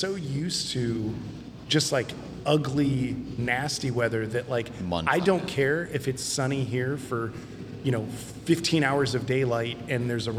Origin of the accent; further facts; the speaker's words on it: Ohio, United States; now in North Carolina, United States; I'm from Ohio